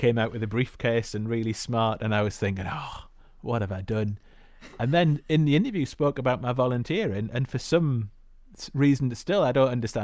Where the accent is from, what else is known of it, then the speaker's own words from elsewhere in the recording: the Northeast, North East England, United Kingdom; also born or lived in Glasgow; I grew up in the Northeast, went to school in the Northeast, then went to university